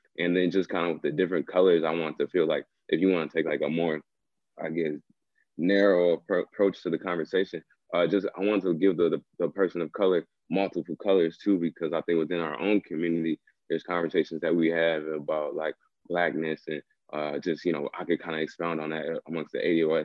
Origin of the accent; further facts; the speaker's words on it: Minneapolis, Minnesota, United States; I'm from South Minneapolis. I'm from like the corner where George Floyd died, like the corner store where George Floyd died. I'm from like that block.